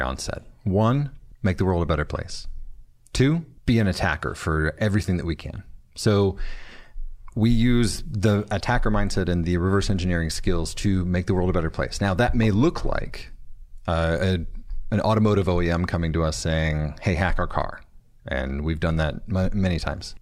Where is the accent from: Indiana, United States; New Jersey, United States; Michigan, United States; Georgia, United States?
Michigan, United States; Flint; I'm from Flint.